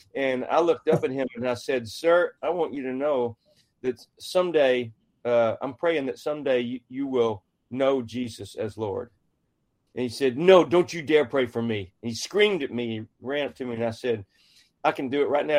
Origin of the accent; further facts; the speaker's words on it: central Texas, United States; my dad was the mayor of my hometown, a small town of 2,000 in central Texas